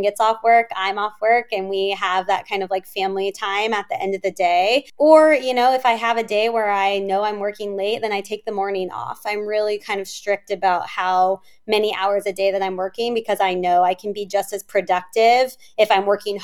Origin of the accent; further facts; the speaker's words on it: Kansas City, Missouri, United States; moved away as an adult; also born or lived in California; now in Chicago, United States; growing up in Kansas City, I didn't know anyone there